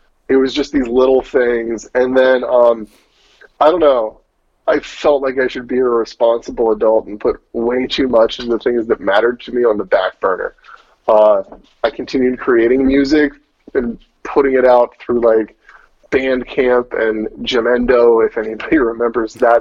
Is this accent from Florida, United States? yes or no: no; Souderton, Pennsylvania, United States; moved away; I'm from a town called Souderton. It's in the Lansdale-ish area, if you know anything about what's going on in Philadelphia.